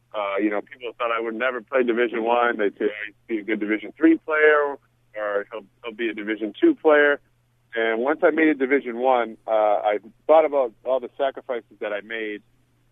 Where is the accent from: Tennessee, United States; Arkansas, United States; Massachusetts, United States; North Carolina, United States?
Massachusetts, United States; Methuen; also born or lived in Lawrence, Massachusetts; I grew up in the next town over called Methuen, Massachusetts.